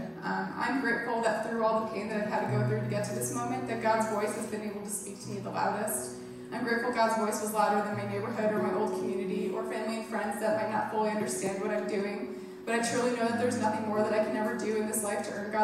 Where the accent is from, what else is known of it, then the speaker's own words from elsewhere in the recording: New York, United States; I was raised Catholic in New York, but didn't attend church super regularly growing up